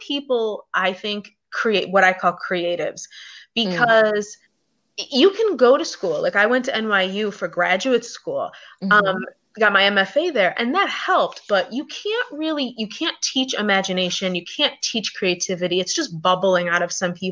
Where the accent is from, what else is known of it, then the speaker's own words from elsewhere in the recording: Buffalo, New York, United States; moved away; also born or lived in Los Angeles / Hawaii / Washington, District of Columbia, United States; I'm originally from Buffalo, New York, but I've lived in New York City, LA, Hawaii, all over the place, DC